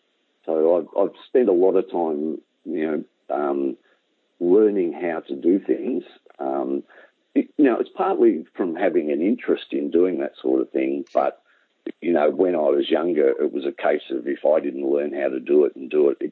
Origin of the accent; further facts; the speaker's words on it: Merrigan, Victoria, Australia; also born or lived in Morwell / Menzies Creek; I was born in Morwell. We lived at a little place in the Dandenongs, Menzies Creek. So I've been around, but the places that I probably spent most of my time were 6 years in Merrigan, which, as I said, it's 9 miles south of Kyabram